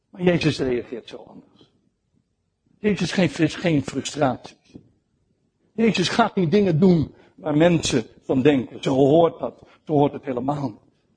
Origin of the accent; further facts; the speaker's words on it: Netherlands; also born or lived in Rotterdam; als Nederlanders